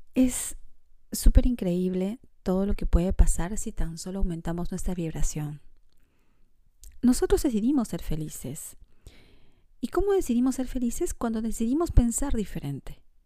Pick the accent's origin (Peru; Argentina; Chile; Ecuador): Peru; moved away as an adult; now in Montreal, Canada; Soy peruana